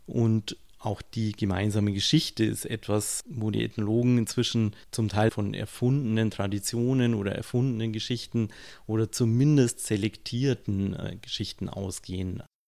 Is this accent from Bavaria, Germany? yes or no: yes; Munich, Bavaria, Germany; Wenn ich als Münchner in Rosenheim bin, werde ich mich höchstwahrscheinlich erstmal als Münchner bezeichnen